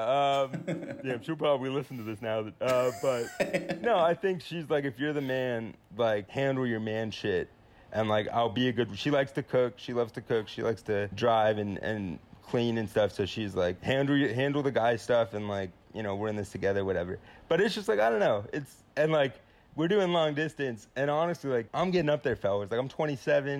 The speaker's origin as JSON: {"language": "English", "town": "San Antonio", "region": "Texas", "country": "United States", "tie": "born or raised there", "said": "my hometown"}